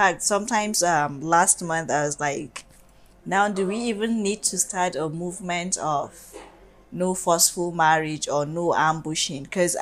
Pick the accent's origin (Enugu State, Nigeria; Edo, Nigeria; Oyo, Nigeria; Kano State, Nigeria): Kano State, Nigeria; Kano; I'm sorry to say I'm from the North